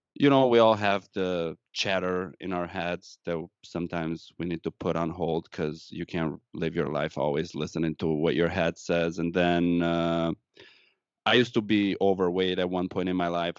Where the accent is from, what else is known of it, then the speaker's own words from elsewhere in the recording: Romania; English is a second language; moved away as an adult; now in Wisconsin, United States; I'm Romanian, born and raised in Romania, moved to the United States once I graduated college back home